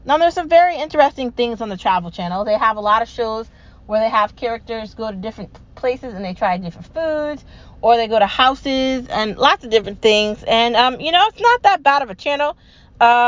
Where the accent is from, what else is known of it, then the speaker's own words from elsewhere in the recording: United States; I'm an American